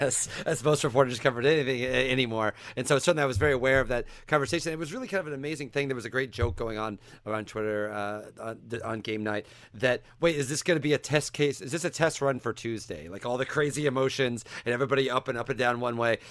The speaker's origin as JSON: {"language": "English", "region": "Central Illinois", "country": "United States", "tie": "born or raised there", "said": "I grew up in Central Illinois"}